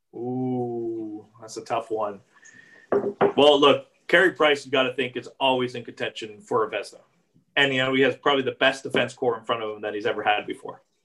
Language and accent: English; Canada; I'm just Canadian